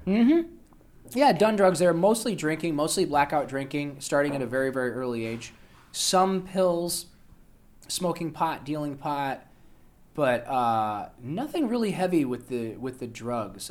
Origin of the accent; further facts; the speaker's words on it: Toledo, Ohio, United States; moved away; also born or lived in Los Angeles; I was born in Toledo, Ohio, to a, uh, Polish woman who immigrated here when she was in her thirties